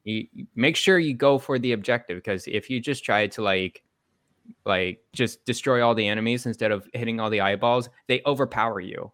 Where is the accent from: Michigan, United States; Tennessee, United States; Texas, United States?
Texas, United States; Dallas; moved away; I grew up in Dallas, Texas